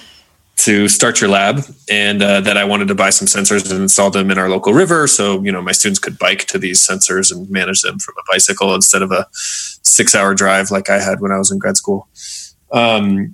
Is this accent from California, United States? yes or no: no; Monument, Colorado, United States; also born or lived in Boulder, Colorado / France / North Carolina; my background is that I grew up in Colorado, in Monument, Colorado, so not far from here, about 2 hours south